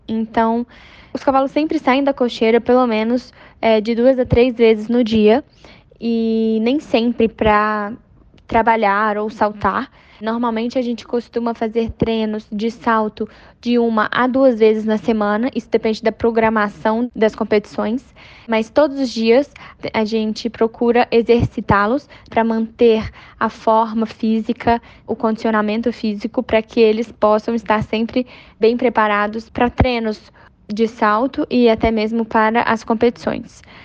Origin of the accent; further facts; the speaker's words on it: Brazil; Eu tenho 22 anos, sou brasileira